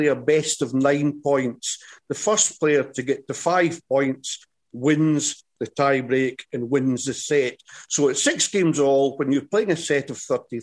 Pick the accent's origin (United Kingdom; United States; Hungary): United Kingdom; Scotland; accent: Scottish; I'm Scottish